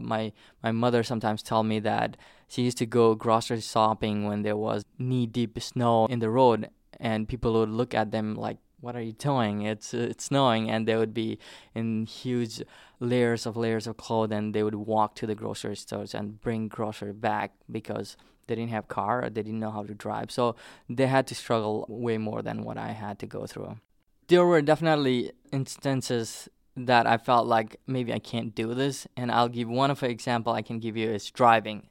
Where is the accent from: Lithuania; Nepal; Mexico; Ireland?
Nepal; Terai; English is a second language; now in western New England, United States; I came from Nepal